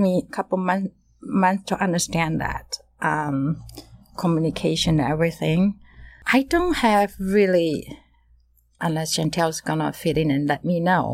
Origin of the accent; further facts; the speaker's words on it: Taiwan; moved away as an adult; now in United States; originally I'm from Taiwan